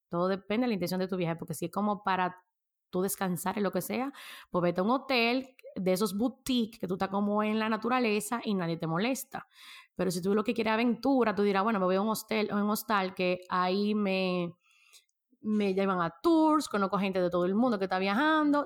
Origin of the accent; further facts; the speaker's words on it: Dominican Republic; nosotros que somos dominicanos